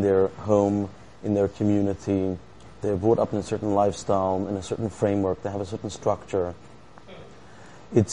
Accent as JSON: {"language": "English", "region": "England", "country": "United Kingdom", "moved": "yes", "lives_now": "Beijing, China", "said": "I'm from England."}